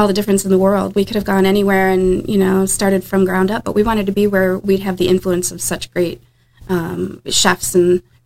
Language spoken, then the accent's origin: English; Northville, Michigan, United States; moved away as an adult; now in St. Augustine, United States; We're from Detroit, and we owned a restaurant in Detroit